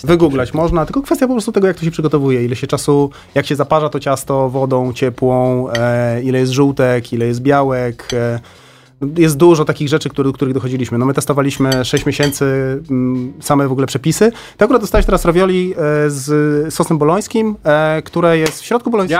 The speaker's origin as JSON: {"language": "Polish", "town": "Warsaw", "region": "Masovian Voivodeship", "country": "Poland", "said": "ja jestem z Warszawy"}